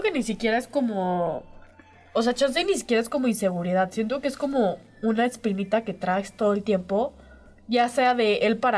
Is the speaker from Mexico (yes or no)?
yes; San Luis Potosí, Mexico; now in Aguascalientes, Mexico; Yo soy chica foránea de San Luis, ¿eh?